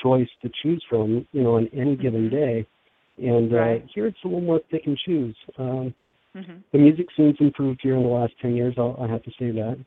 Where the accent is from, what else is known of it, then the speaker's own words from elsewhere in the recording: Los Angeles, California, United States; moved away as an adult; now in Pennsylvania, United States; growing up in Los Angeles